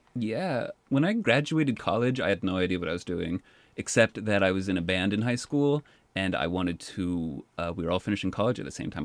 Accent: Boston, Massachusetts, United States; I was born in Boston and spent the first 13 years of my life there

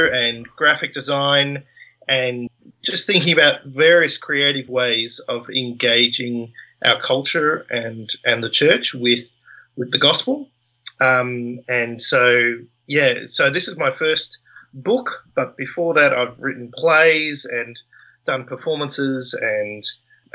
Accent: Australia

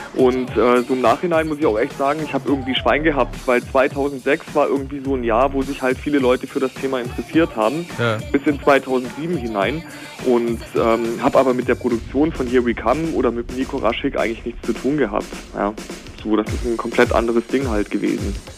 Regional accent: near Stuttgart, Baden-Württemberg, Germany; moved away; also born or lived in East Germany; ich bin ja selber eigentlich gebürtig aus dem Westen. Ich bin ja so zugezogen. Ne? Ähm, selbst da hatten, aus der Nähe von Stuttgart

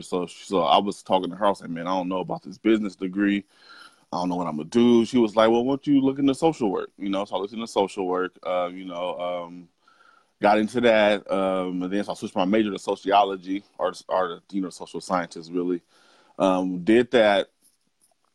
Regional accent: Portland, Oregon, United States; I'm from Portland, Oregon. Born and raised

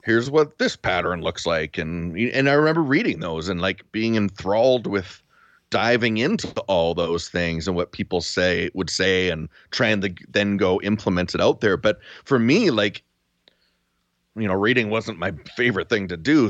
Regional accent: Duncan, British Columbia, Canada; moved away as an adult; now in Spruce Grove, Canada; I grew up in Duncan, so the Cowichan River was our, our river.

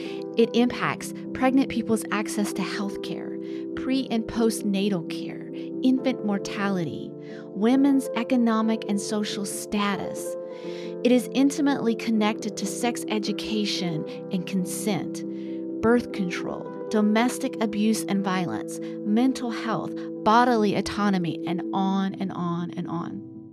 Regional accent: Alabama, United States; Alabama, my home state

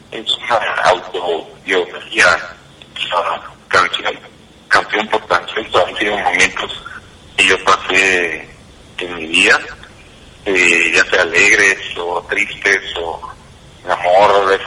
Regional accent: Guatemala; como guatemalteco

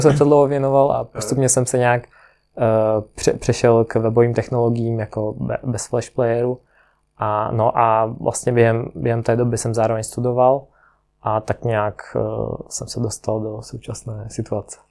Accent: Ukraine; also born or lived in Prague, Czech Republic / Kostelec nad Orlicí, Czech Republic; now in Czech Republic; Jinak pocházím z Ukrajiny, proto mám takový ne úplně český jméno.

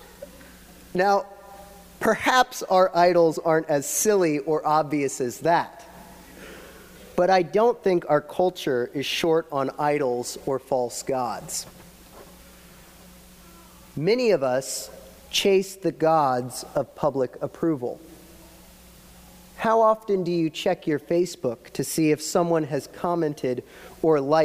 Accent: Florida, United States; moved away as an adult; now in Pittsburgh, United States; we're from Florida

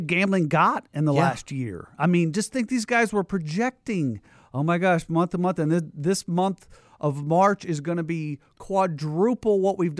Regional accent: Midwest, United States; Yeah. Yeah. It was like, as a sports fan and being a Midwesterner, it was the Big Ten tournament

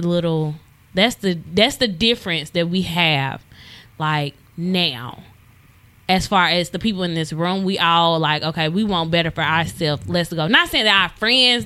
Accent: Madison, Mississippi, United States; moved away as an adult; also born or lived in Jackson, Mississippi / Florida; now in Houston, United States; growing up in Madison

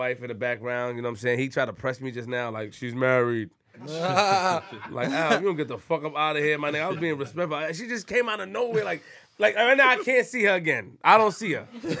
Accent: Queens, New York, United States; Hey, yo, man, I'm from Queens, man.

